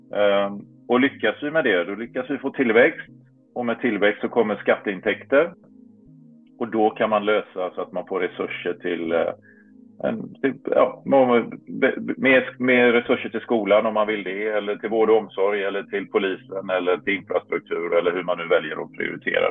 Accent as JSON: {"language": "Swedish", "town": "Varberg", "region": "Halland County", "country": "Sweden", "moved": "as an adult", "lives_now": "Brussels, Belgium", "said": "hemma i Varberg när jag återvände till Varberg efter några, några år på andra ställen i världen"}